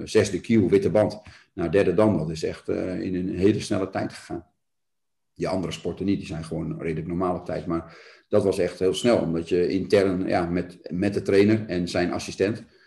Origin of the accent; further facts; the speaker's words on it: Ermelo, Gelderland, Netherlands; also born or lived in Nunspeet; now in Doornspijk, Netherlands; Ik ben in Ermelo geboren.